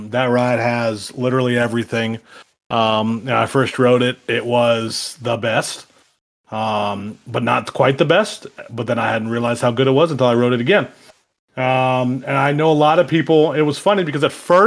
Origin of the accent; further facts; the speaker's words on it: Ohio, United States; I'm born and raised in Ohio